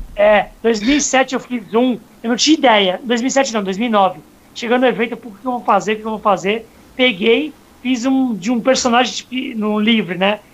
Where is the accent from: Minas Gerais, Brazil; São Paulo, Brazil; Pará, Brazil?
São Paulo, Brazil; Santos; sou de Santos